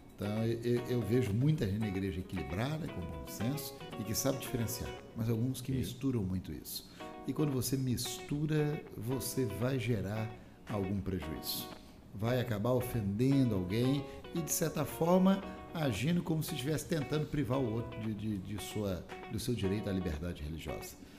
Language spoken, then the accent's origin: Portuguese; Minas Gerais, Brazil; moved away; also born or lived in Rio de Janeiro / Espírito Santo / Paraná / Bahia; eu nasci no Rio, cresci em Minas Gerais, mas casei com uma capixaba